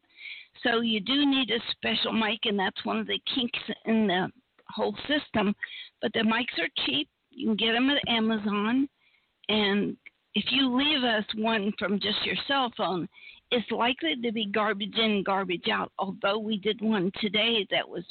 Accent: Appalachia, United States; I was raised in Appalachia, where we had no electricity, no TV, no anything

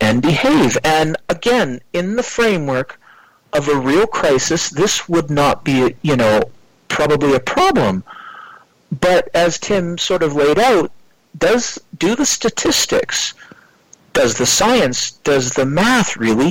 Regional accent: Canada; also born or lived in North Vancouver, British Columbia; I come from Canada. I live on the west coast of Canada in a city called Vancouver, Metro Vancouver, North Vancouver to be exact

